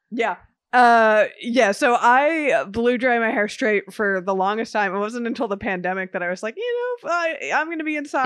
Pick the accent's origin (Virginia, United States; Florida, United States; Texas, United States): Florida, United States; Miami; growing up in Miami